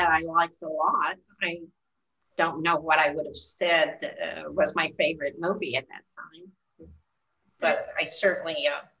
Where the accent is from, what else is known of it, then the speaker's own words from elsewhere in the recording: Murray, Kentucky, United States; I grew up in Murray, Kentucky.